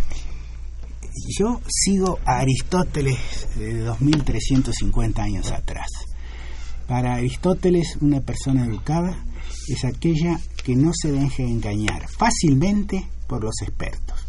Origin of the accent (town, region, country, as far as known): Argentina